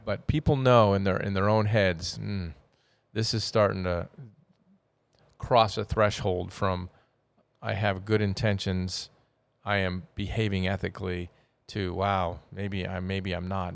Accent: United States; being American

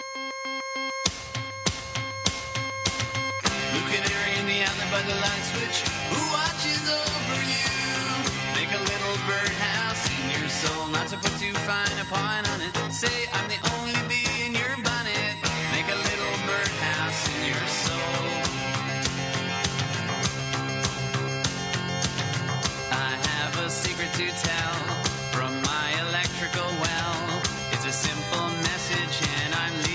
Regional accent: California, United States; I grew up in California

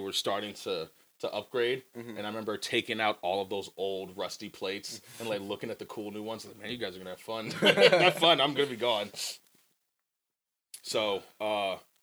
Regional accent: Montgomery County, Maryland, United States; I was in Montgomery County

